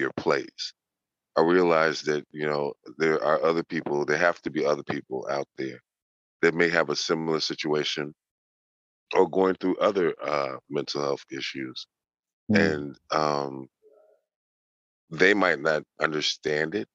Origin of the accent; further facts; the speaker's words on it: Chicago, Illinois, United States; born and raised in Chicago, Illinois.